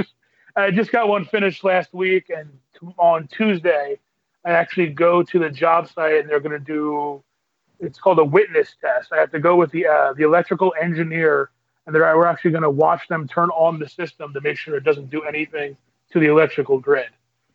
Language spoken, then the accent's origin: English; Reading, Pennsylvania, United States; now in West Chester, United States; About half an hour out of Philly in a place called Westchester. But I grew up in Reading